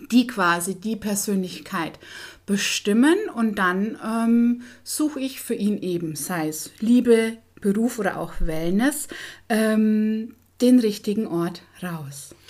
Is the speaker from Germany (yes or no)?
yes; Bavaria, Germany; moved away as an adult; also born or lived in Dortmund, North Rhine-Westphalia; So als Bayer nach NRW war ja schon ein bisschen, ähm, wo man sagt, ein Risiko.